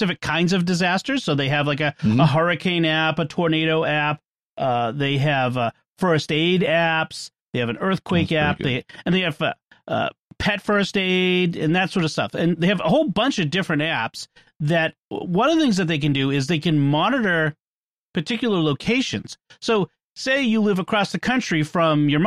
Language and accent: English; Boston, Massachusetts, United States; accent: Boston; my Boston accent